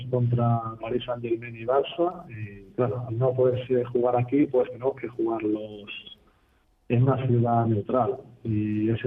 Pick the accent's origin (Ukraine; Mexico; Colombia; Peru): Ukraine; Zaporizhzhia, Zaporizhzhia Oblast; Nosotros somos de Zaporozhye